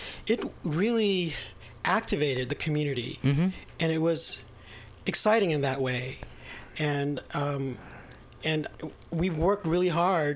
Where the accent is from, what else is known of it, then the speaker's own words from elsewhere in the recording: Vallejo, California, United States; also born or lived in Ilocos Sur, Philippines / San Francisco; I spent most of my, you know, childhood and adolescence in Vallejo, California